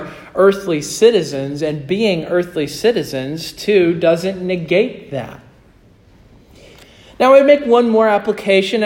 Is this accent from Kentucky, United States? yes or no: no; Kansas, United States; moved away; I'm from Kansas